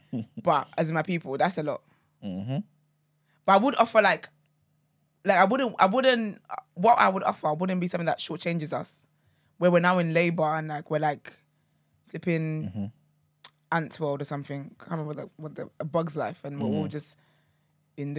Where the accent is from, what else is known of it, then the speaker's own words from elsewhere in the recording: Nigeria; growing up in Nigeria